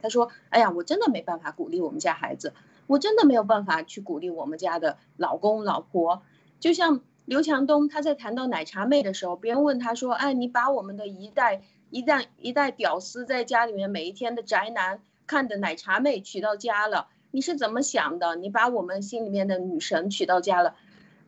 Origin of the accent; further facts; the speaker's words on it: China; 作为一个中国人